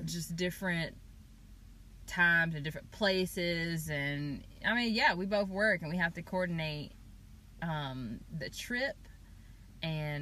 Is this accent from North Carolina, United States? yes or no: yes; Chapel Hill, North Carolina, United States; I'm from Chapel Hill